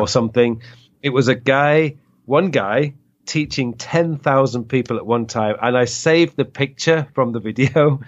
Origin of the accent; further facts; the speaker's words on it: England, United Kingdom; now in Korea; we're all from England